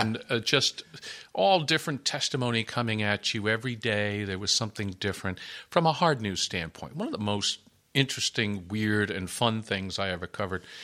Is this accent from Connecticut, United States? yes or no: yes; Connecticut, United States; now in Providence, United States; I grew up in Connecticut